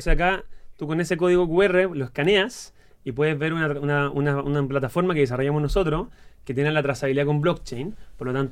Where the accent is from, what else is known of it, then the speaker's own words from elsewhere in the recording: Chile; los chilenos somos así.